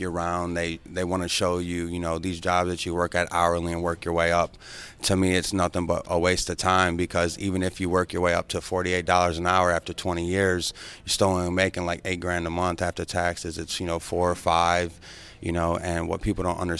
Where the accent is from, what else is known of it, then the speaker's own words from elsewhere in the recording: Ohio, United States; moved away as an adult; also born or lived in Michigan; now in Tampa, United States; I'm from Ohio.